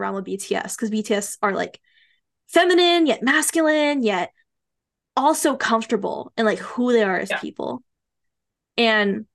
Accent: United States; I'm Asian American. I'm Hmong American.

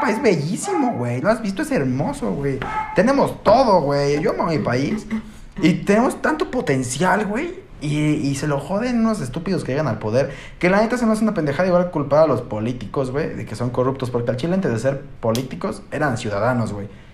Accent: Mexico

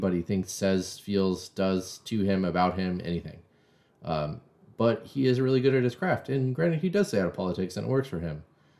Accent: Oakland, California, United States; Again, I grew up in Oakland.

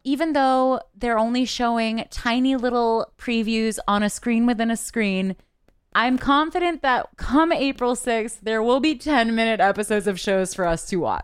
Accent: Canada; I'm Canadian

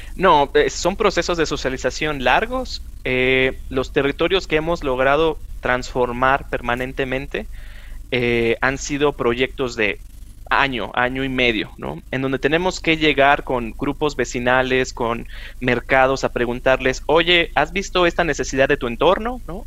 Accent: Chihuahua, Mexico; now in Mexico City, Mexico; yo soy de Chihuahua, del norte del país

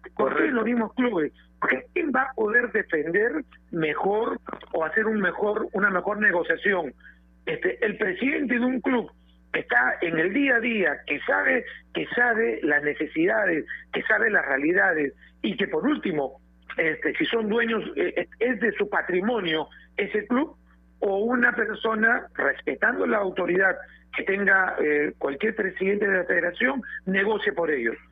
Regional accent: Peru; como peruanos

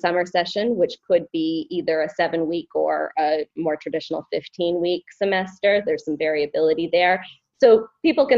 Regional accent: Maine, United States; I actually was born and raised in Maine

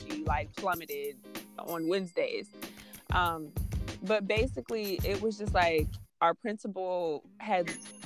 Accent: Stone Mountain, Georgia, United States; I'm from Stone Mountain, Georgia, two-parent household with my little sister

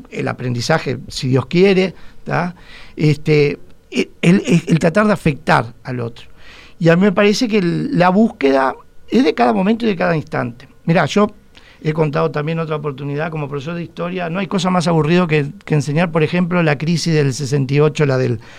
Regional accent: Montevideo, Uruguay; vamos a ver si nos reconquista nosotros como, como montevideanos.

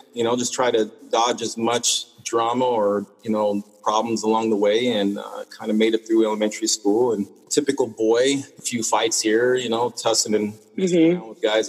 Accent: Salt Lake City, Utah, United States; being a kid, growing up in Salt Lake City, Utah

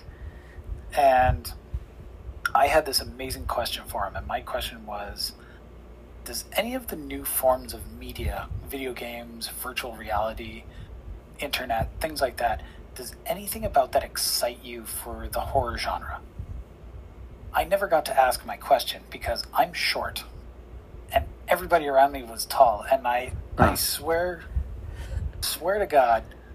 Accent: Canada

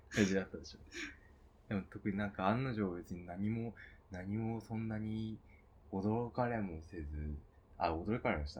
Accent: Hokkaido, Japan; moved away; 地元の北海道に帰ってまして

